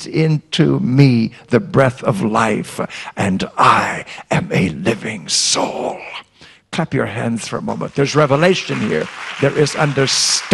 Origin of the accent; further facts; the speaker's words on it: Iowa, United States; I grew up in Iowa